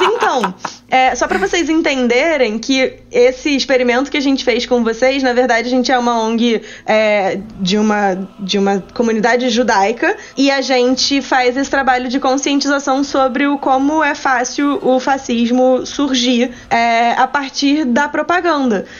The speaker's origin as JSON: {"language": "Portuguese", "region": "Rio de Janeiro", "country": "Brazil", "said": "Eu sou carioca"}